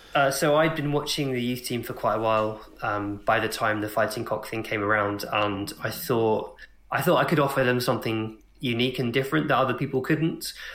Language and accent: English; Hemel Hempstead, East of England, United Kingdom; I grew up in Hemel Hempstead, which is a sort of suburban town just outside of London